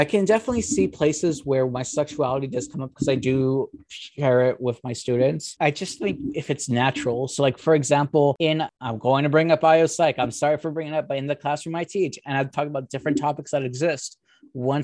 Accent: California, United States; moved away as an adult; also born or lived in Texas; now in Alabama, United States; I'm from California

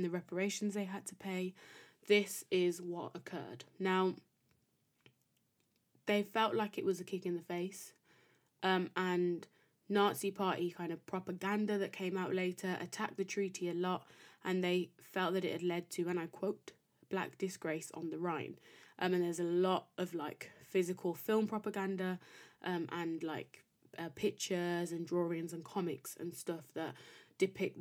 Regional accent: United Kingdom; being British by nationality, or, you know, by country of birth and raising

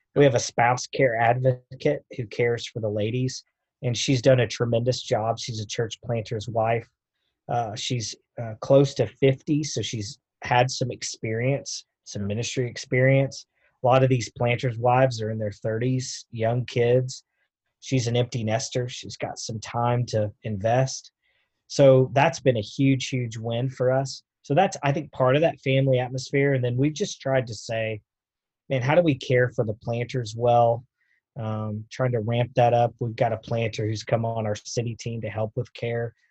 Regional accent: Knoxville, Tennessee, United States; I was born in Knoxville

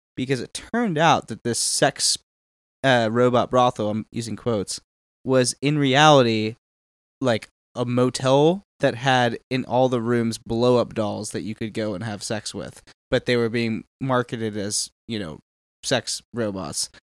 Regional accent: Houston, Texas, United States; My hometown of Houston, Texas

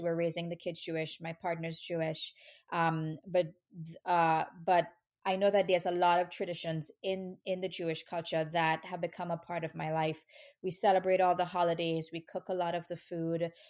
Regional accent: Trinidad & Tobago; moved away as an adult; now in New York, United States; I grew up in Trinidad, which is, um, a tiny, a really tiny island in the Caribbean

